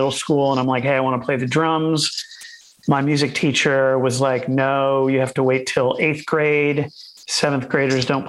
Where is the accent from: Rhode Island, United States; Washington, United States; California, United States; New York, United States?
Rhode Island, United States; Warwick; I grew up in Warwick, Rhode Island, which is, you know, it's about 15 minutes from Providence